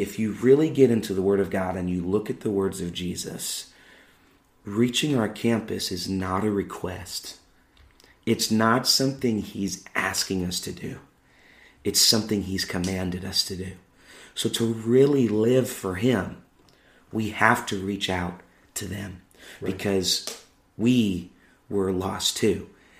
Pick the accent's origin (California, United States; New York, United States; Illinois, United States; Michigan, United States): Illinois, United States; Chicago; I don't sound like I'm from the South. I don't sound like I'm from the North. I'm like, I'm from Chicago.